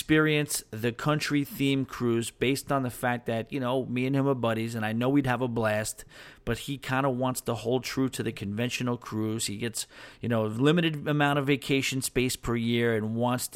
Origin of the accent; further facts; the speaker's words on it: New York, United States; I'm from New York. I mean, native New York